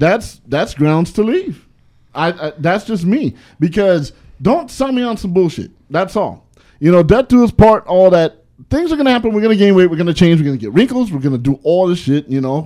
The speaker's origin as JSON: {"language": "English", "region": "California", "country": "United States", "said": "I'm from the California that I like big girls. I'm from the California that don't mind if you put on weight."}